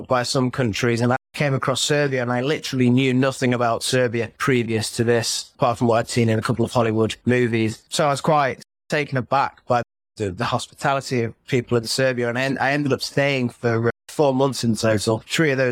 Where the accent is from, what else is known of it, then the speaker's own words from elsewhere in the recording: Cheshire, North West England, United Kingdom; I'm from Cheshire, so just outside of Manchester, really